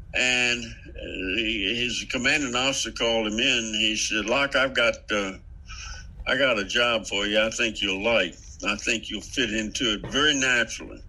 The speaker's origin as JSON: {"language": "English", "region": "Central Virginia", "country": "United States", "accent": "Central Virginia", "said": "I'm from, I'm talk like everybody in Central Virginia"}